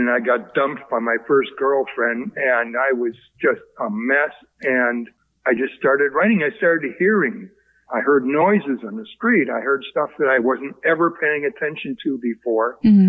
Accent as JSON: {"language": "English", "town": "Villa Park", "region": "Illinois", "country": "United States", "moved": "yes", "lives_now": "Oakland, United States", "said": "And I'm from one of the western suburbs where the Ovaltine factory was."}